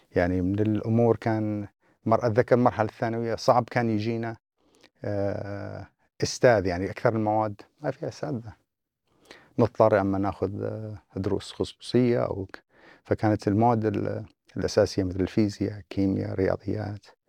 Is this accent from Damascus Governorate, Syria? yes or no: no; Abu Kamal, Deir ez-Zor Governorate, Syria; moved away as an adult; also born or lived in Kuwait City, Kuwait / Aleppo, Syria / Saudi Arabia; now in New Zealand; كل هذه الفترة بقينا بالبكمال